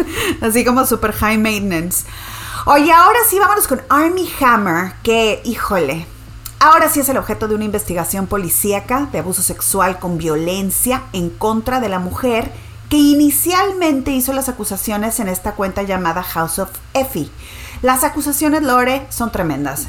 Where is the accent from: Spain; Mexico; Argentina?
Mexico; Nuevo León; mi tierra, Nuevo León